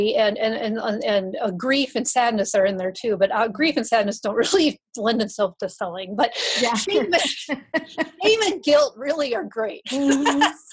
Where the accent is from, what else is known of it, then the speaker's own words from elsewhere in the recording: Wisconsin, United States; I grew up in Wisconsin